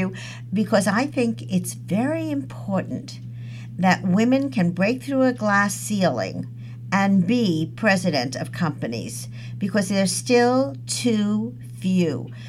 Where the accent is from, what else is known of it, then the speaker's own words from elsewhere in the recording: New York City, New York, United States; I grew up in the Midwood section. And my world was King's.